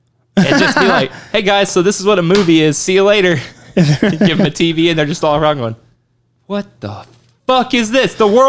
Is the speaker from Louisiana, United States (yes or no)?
no; New York, United States; I am from New York.